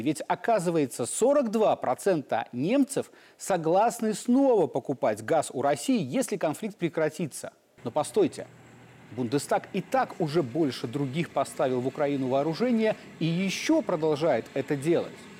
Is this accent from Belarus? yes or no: yes; Belarus; мы, белорусы